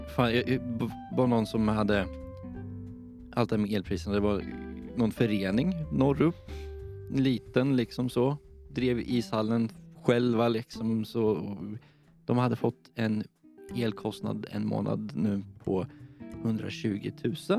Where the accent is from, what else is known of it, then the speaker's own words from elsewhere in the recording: Linköping, Östergötland, Sweden; I Linköping där jag kommer ifrån